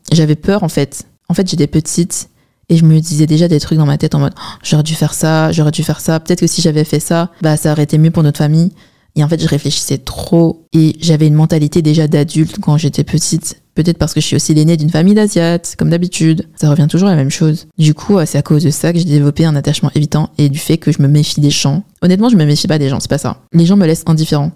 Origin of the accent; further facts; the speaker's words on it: China; Je suis chinoise